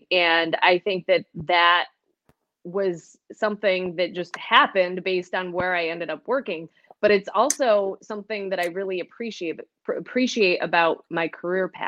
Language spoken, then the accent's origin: English; Northeast, United States; also born or lived in Montana; coming here to Western New York was like coming home because I grew up in the Northeast.